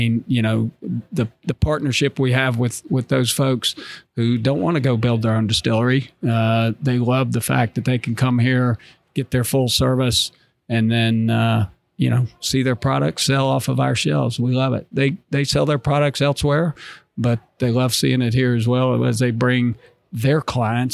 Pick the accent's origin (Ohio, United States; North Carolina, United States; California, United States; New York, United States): North Carolina, United States; moved away; I'm from North Carolina